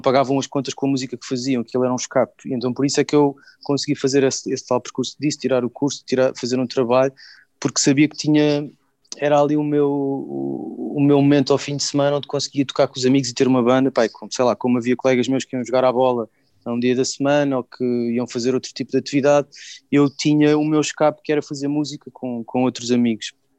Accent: Sintra, Lisbon, Portugal; now in Lisbon, Portugal; nasci em Lisboa, cresci nos subúrbios de Lisboa, mais concretamente ali na zona de Queluz é Massamá

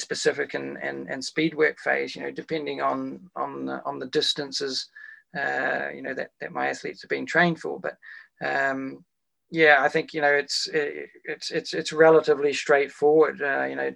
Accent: Wellington, New Zealand; my hometown of Wellington

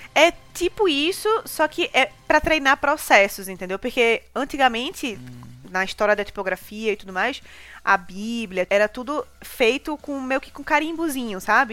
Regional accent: Recife, Pernambuco, Brazil; moved away as an adult; now in São Paulo, Brazil; morava no Ibura

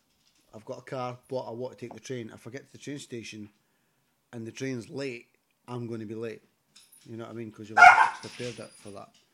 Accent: Fife, Scotland, United Kingdom; I'm from, like, Fife.

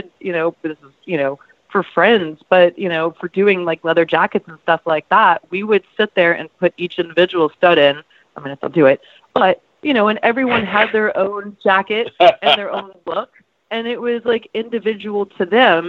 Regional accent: Florida, United States; moved away; I'm from Florida

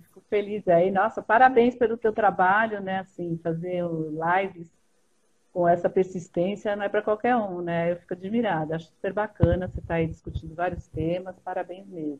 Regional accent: São Paulo, Brazil; Sou paulistana aqui, sempre, a vida toda aqui

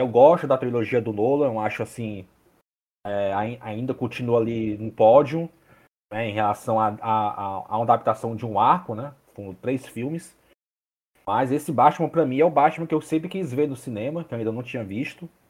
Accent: Fortaleza, Ceará, Brazil; eu sou de Fortaleza

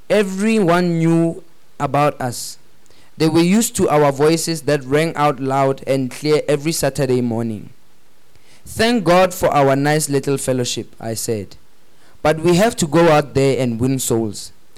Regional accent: Accra, Greater Accra, Ghana; I had a group of friends I grew up with in Accra. A sort of elitistic company made up of the children of foreigners and other...

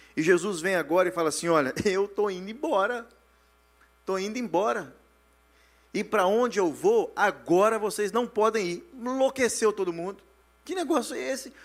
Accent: Brazil; moved away; Nós que saímos do Brasil

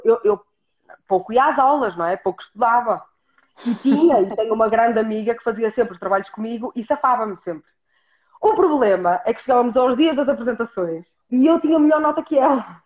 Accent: Norte, Portugal; accent: northern

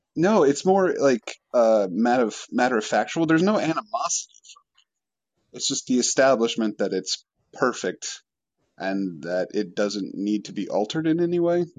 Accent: Washington, United States; I'm from Washington State

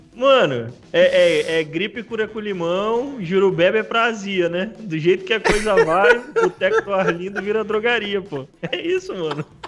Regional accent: Brazil; moved away; quando eu morava lá, para mim, sempre foi tudo mil maravilhas. E hoje eu já consigo ver alguns erros que eu cometia e que a gente, como brasileiro, como nação, comete

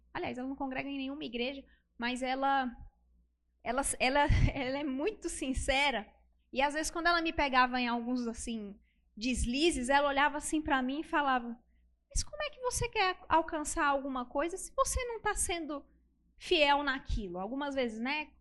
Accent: Brasília, Federal District, Brazil; eu sou de Brasília

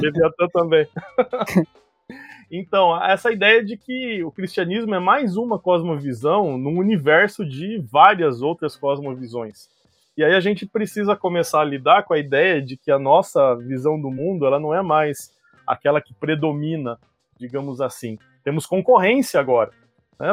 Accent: Curitiba, Paraná, Brazil; eu sou aqui de Curitiba

